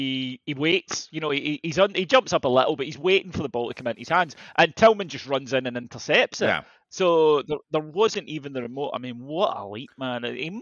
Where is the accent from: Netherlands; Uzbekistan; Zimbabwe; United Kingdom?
United Kingdom; I'm British